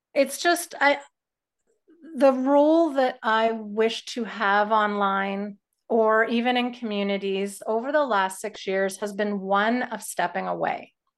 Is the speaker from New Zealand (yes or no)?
no; Canada; as a Canadian